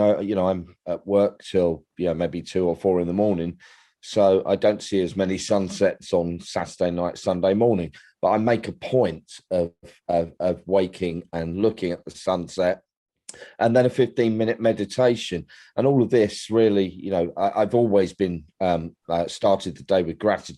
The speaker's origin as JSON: {"language": "English", "region": "London", "country": "United Kingdom", "tie": "born or raised there", "moved": "as an adult", "lives_now": "East Sussex, United Kingdom", "said": "I was born in London. I lived there for 50 plus years, and I've been on the coast in East Sussex for close to 11 years now."}